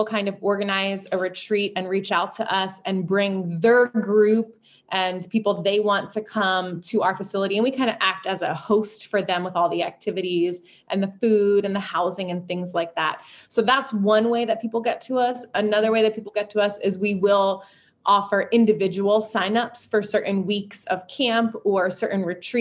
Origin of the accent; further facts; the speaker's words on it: Philadelphia, Pennsylvania, United States; moved away as an adult; now in Sebring, United States; I'm from Philadelphia